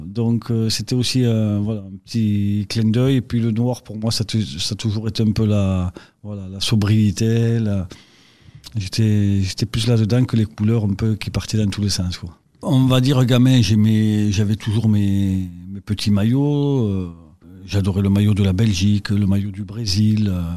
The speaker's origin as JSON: {"language": "French", "town": "Lavelanet", "region": "Occitania", "country": "France", "tie": "born or raised there", "also_born_or_lived": "Toulouse", "said": "Originaire de Lavelanet, donc pays d'Olme, euh, département l'Ariège"}